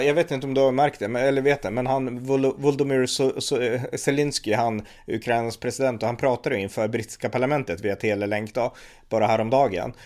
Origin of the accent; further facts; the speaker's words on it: Västernorrland County, Sweden; Här uppe där vi kommer ifrån, Västernorrland